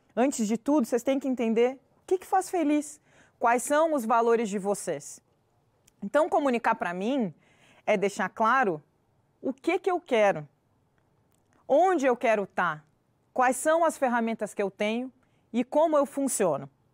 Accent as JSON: {"language": "Portuguese", "town": "Pelotas", "region": "Rio Grande do Sul", "country": "Brazil", "said": "eu sou pelotense, torcedora do Brasil de Pelotas"}